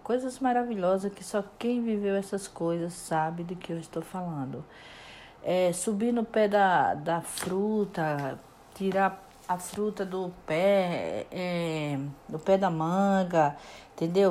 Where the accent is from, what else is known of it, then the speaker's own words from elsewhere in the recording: Murici, Alagoas, Brazil; Nasci numa cidadezinha chamada Murici, em Alagoas.